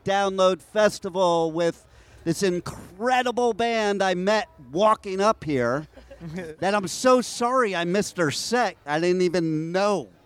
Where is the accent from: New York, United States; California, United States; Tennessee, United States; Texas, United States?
New York, United States; now in Florida, United States; I'm originally from New York